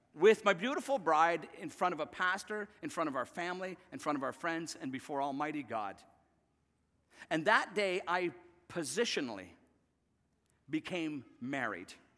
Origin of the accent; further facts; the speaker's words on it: Northern Ireland, United Kingdom; I remember as a kid growing up in Northern Ireland